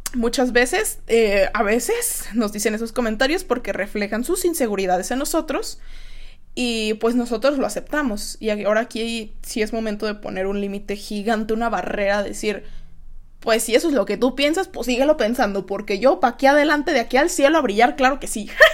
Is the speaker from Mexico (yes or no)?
yes; Guadalajara, Jalisco, Mexico; yo soy de aquí de Guadalajara